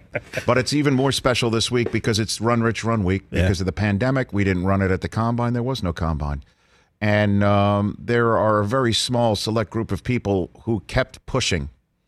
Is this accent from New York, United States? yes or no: yes; New York City, New York, United States; We're both from Staten Island.